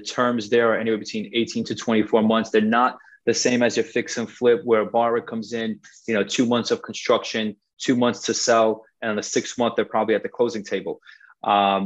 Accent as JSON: {"language": "English", "town": "New York City", "region": "New York", "country": "United States", "said": "I'm actually originally from Forest Hills"}